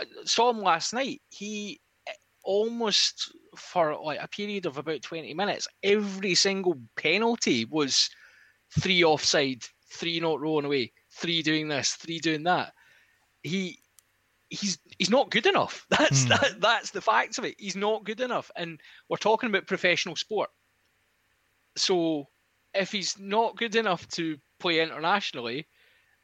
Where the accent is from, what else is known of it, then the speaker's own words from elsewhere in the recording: Isle of Bute, Scotland, United Kingdom; moved away; I'm originally from the Isle of Bute